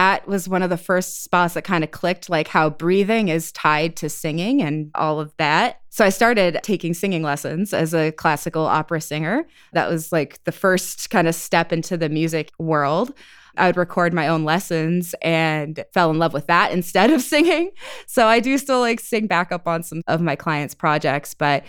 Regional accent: Wisconsin, United States; also born or lived in Portland, Oregon / Iowa / New Hampshire; I was born in outside of Portland, Oregon. Moved to Iowa, then to New Hampshire, then back to Iowa, and then up to Wisconsin, which is where I've spent most of my formative years, teenage years and everything, was in Wisconsin.

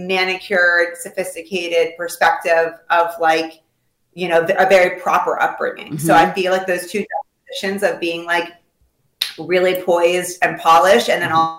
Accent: Potomac, Maryland, United States; also born or lived in Washington, D.C.; I grew up really in Potomac, Maryland

